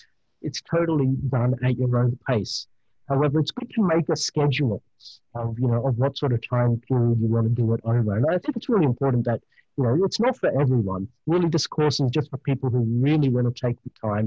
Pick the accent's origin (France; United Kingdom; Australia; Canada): Australia; accent: Australian; my beautiful Australian accent